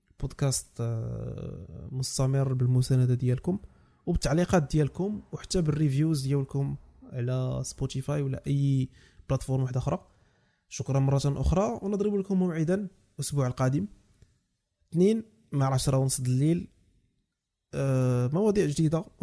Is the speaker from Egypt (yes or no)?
no; Morocco; خصنا نبداو نديرو كمغاربه